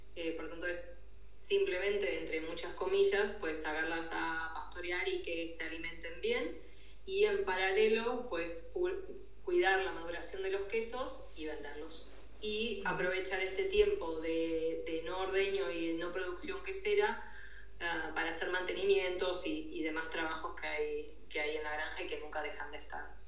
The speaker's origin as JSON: {"language": "Spanish", "region": "Buenos Aires", "country": "Argentina", "tie": "born or raised there", "also_born_or_lived": "Catalonia", "moved": "as an adult", "lives_now": "Girona, Spain", "said": "mi origen es Buenos Aires, Argentina. viví, bueno, nací, viví ahí hasta"}